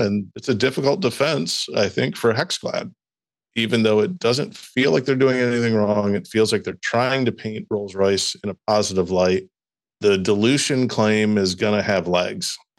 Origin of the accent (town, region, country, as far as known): Midwest, United States; accent: Midwestern; also born or lived in East Lansing